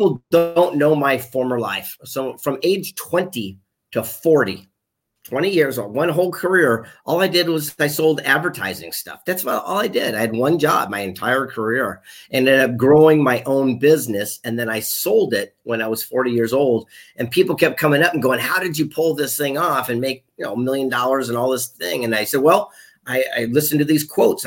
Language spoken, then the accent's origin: English; Del Mar, California, United States; also born or lived in La Jolla, California / Bonita, California; now in Carlsbad, United States; I'm here in San Diego, California, born and raised in the mean streets of Del Mar. I'm a coastal guy. And I grew up in La Jolla, Bonita, and now I'm up in Carlsbad